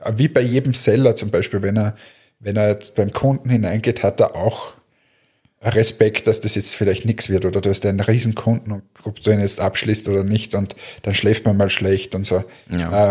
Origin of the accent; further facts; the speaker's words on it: Linz, Upper Austria, Austria; ich als Linzer